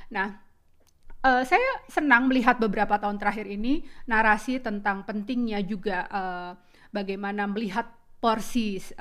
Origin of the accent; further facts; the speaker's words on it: Cirebon, West Java, Indonesia; born there; kota kelahiran saya senang banget nih Kang.